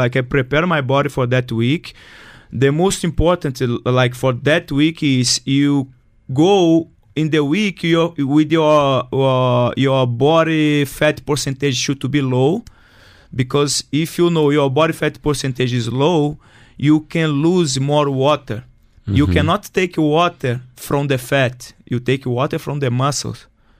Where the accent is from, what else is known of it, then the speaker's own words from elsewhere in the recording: Brazil; English is a second language; now in United Arab Emirates; Zero English. I come from Brazil to UAE because, like, I'm very shy.